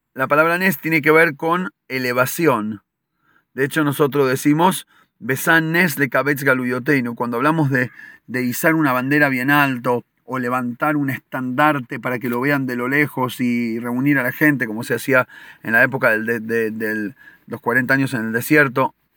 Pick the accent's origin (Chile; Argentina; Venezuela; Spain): Argentina; nosotros de chico de chicos en Argentina